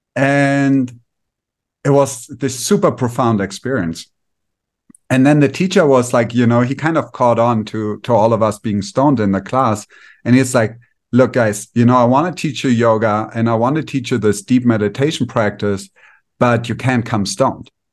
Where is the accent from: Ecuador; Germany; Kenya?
Germany; moved away as an adult; also born or lived in India; now in Mexico; I grew up in Germany, regular childhood.